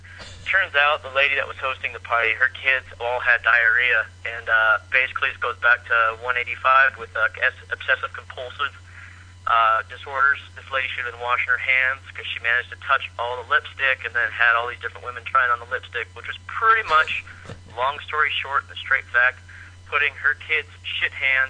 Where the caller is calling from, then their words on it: Idaho, United States; Northern Idaho. I'm not Australian, but I have a healer.